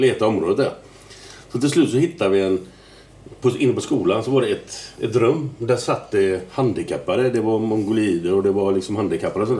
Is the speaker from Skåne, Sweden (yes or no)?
no; Gothenburg, Västra Götaland, Sweden; jag är jävligt stolt att komma från Göteborg